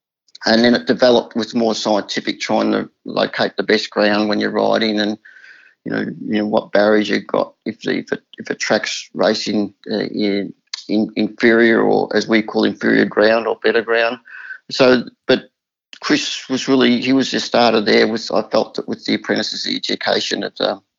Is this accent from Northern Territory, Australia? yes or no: no; Caulfield, Victoria, Australia; we used to carpool when we were kids in growing up in Caulfield as jockeys, but in Victoria.